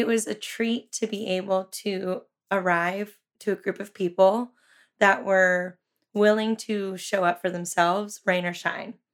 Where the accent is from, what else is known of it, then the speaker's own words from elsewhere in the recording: Santa Cruz, California, United States; I was born and raised in Santa Cruz. I went to Santa Cruz High